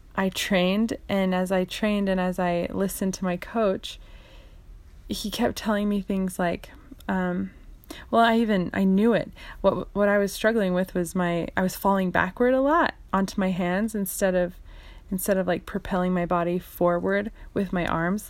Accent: Canada; I lived in Canada and I, I grew up in Canada

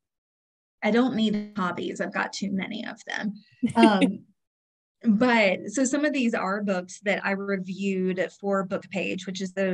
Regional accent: Jacksonville, Florida, United States; moved away; I grew up in Jacksonville, moved there in 88.

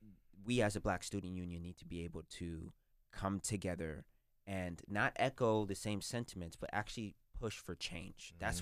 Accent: United States; I mean, I count myself as a American through and through. Like I would fight and die for this country.

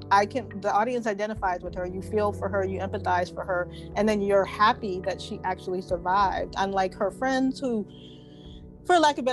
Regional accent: South Carolina, United States; Halloween 2018 was actually filmed in my home state

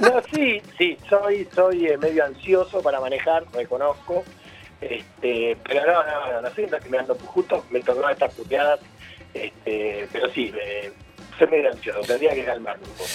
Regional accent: Buenos Aires, Argentina; soy paternal

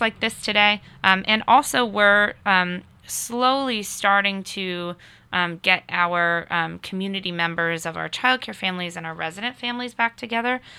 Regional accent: Connecticut, United States; also born or lived in Boston area, Massachusetts; now in Nashville, United States; I'm from, uh, the long, faraway state of Connecticut originally, um, but come to Nashua by way of, uh, the Boston area

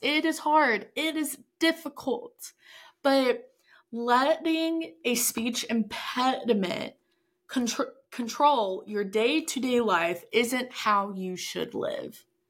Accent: Texas, United States; we are both from Texas

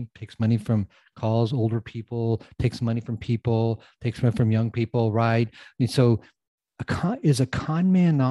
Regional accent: United States; I'm from the United States

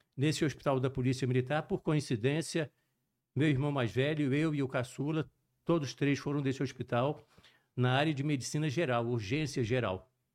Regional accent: Juiz de Fora, Minas Gerais, Brazil; accent: mixed; moved away as an adult; also born or lived in Rio de Janeiro / Recife; Eu sou natural de Juiz de Fora, Minas Gerais, mas eu nasci em Juiz de Fora e me mudei para o Rio de Janeiro. Uhum. Morei no Rio de Janeiro até os 10 anos. Com 10 anos, retornei para Juiz de Fora.

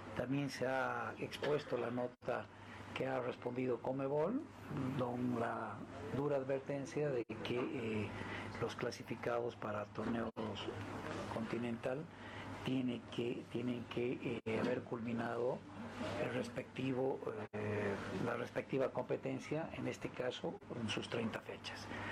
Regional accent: Bolivia

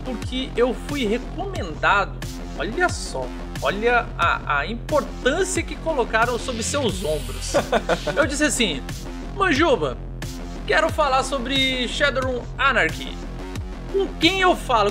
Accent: Brazil; eu sou brasileiro

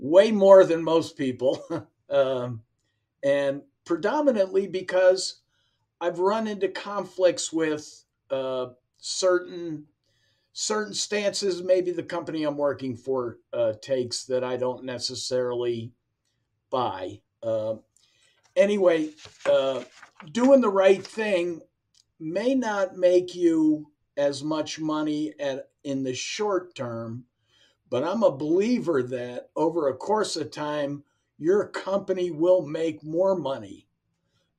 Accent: Pittsburgh, Pennsylvania, United States; I'm from Pittsburgh, so my dad started taking me to Waterford Park when I was 9 or 10 years old

